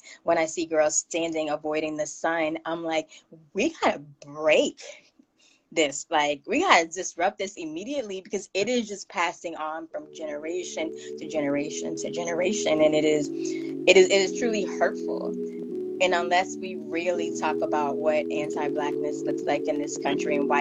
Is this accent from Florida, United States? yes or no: yes; Miami, Florida, United States; now in Connecticut, United States; I grew up in Miami